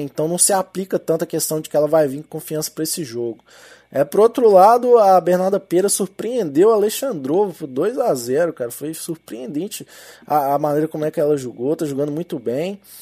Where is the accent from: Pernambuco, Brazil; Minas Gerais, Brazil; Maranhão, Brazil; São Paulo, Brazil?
Minas Gerais, Brazil; accent: mineiro; Com meu sotaque aqui de mineiro